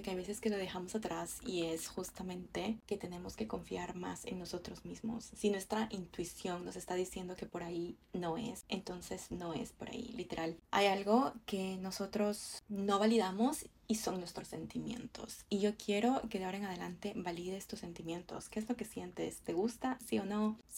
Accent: Ecuador; moved away as an adult; now in Canada; yo vine acá a Canadá desde Ecuador y estoy completamente sola.

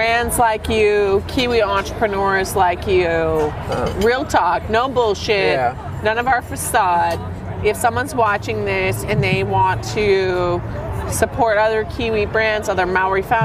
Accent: United States; as a American

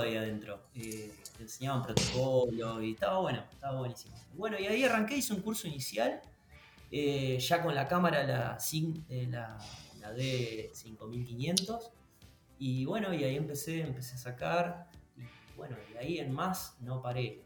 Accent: San Nicolás de los Arroyos, Buenos Aires Province, Argentina; yo soy de San Nicolás de los Arroyos, es al al norte de la provincia de Buenos Aires, eh, muy cerquita de Rosario

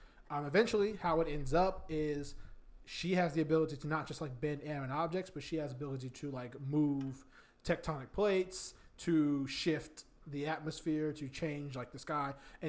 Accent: Virginia, United States; I'm from Virginia, but that's what Northern Virginia is for.

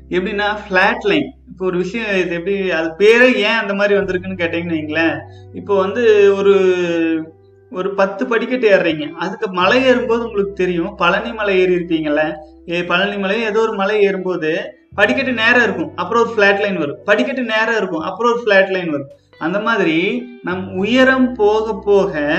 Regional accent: Coimbatore, Tamil Nadu, India; நான் நம்ம கோயம்புத்தூரே தானுங்க

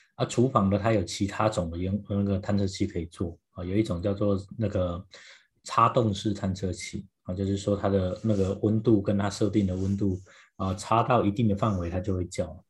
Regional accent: Taiwan; now in United States; 因为我从台湾来

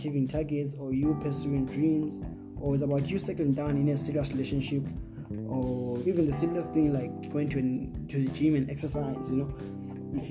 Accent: Bulawayo, Zimbabwe; I'm from Bulawayo, Zimbabwe

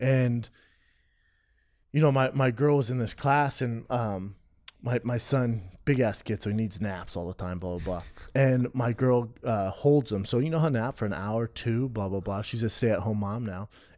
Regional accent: Aurora, Colorado, United States; I grew up in Aurora, Colorado.

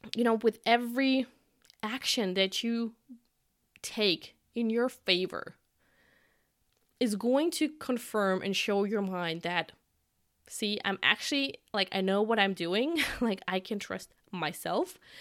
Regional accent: Germany; I'm from Germany

